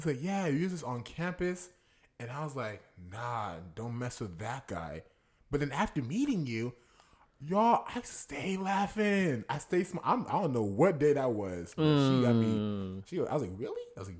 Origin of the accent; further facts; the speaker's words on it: Houston, Texas, United States; I'm from Houston, but my family's from Sierra Leone.